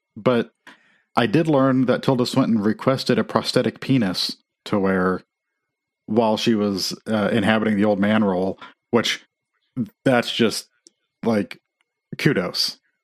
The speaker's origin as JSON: {"language": "English", "region": "Midwest", "country": "United States", "tie": "born or raised there", "moved": "yes", "lives_now": "Nashville, United States", "said": "I grew up in Amish country"}